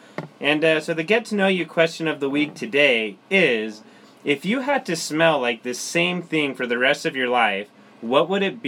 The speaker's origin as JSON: {"language": "English", "town": "Lindon", "region": "Utah", "country": "United States", "tie": "born or raised there", "said": "We're both from the City of Dreams, Linden, Utah."}